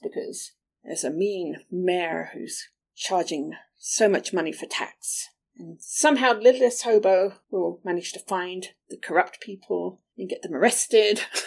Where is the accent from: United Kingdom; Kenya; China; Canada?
United Kingdom; England; moved away; These were shows that I watched when I was growing up in England